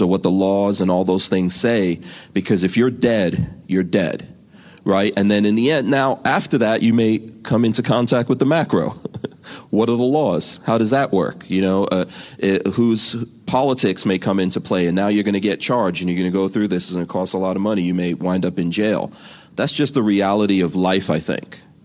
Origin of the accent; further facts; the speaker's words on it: New York City, New York, United States; I grew up in New York City. Um, you know, my my family are immigrants